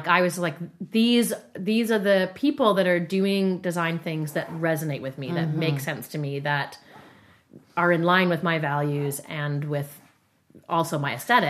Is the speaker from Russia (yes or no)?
no; Calgary, Alberta, Canada; I'm like, hey, like, I'm from Calgary.